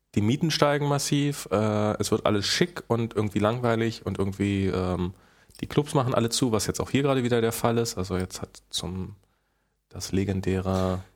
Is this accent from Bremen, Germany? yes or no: no; Rüdersdorf, Brandenburg, Germany; born or raised there; now in Berlin, Germany